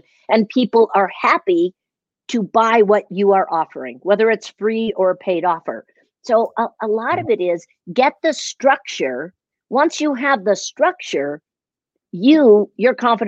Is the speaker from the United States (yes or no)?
yes; Chicago, Illinois, United States; moved away; I am originally from Chicago